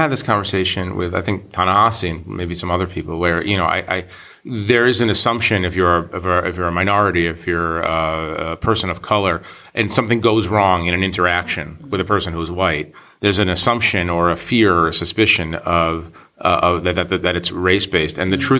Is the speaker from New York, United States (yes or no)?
yes; Brooklyn, New York, United States; I'm from Brooklyn originally.